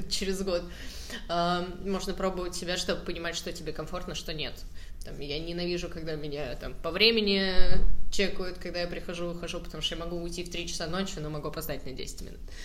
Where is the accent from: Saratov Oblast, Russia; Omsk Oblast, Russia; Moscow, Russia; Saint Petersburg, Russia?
Saratov Oblast, Russia; Saratov; я просто из Саратова